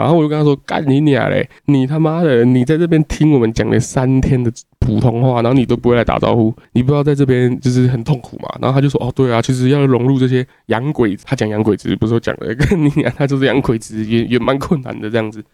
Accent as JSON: {"language": "Chinese", "country": "Taiwan", "said": "我台湾人"}